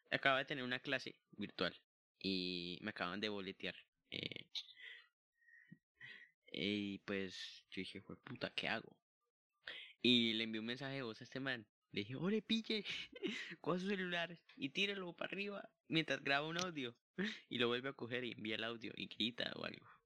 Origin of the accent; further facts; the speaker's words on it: Mexico; y pues se nota que somos re mexicanos, ¿no? Güey.